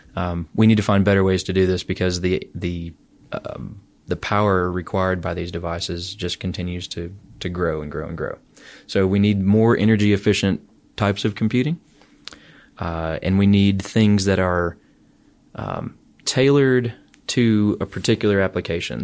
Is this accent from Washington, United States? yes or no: no; St. Louis, Missouri, United States; also born or lived in Alabama / Ann Arbor, Michigan; now in Auburn, United States; I grew up in Saint Louis, Missouri.